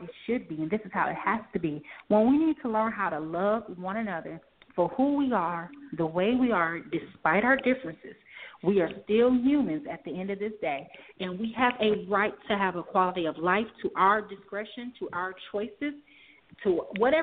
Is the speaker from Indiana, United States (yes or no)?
yes; Gary, Indiana, United States; my hometown of Gary, Indiana.